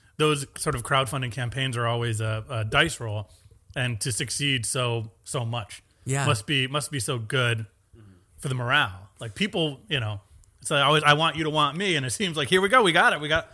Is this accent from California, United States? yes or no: no; New York, United States; We're from Long Island Sound, so it's not the prettiest beach in the world.